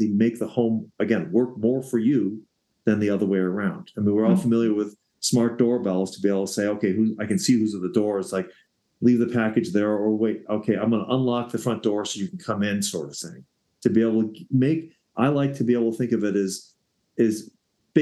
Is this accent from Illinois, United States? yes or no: yes; Evanston, Illinois, United States; now in Colorado, United States; I live in Evanston, Illinois, my hometown that I grew up in for years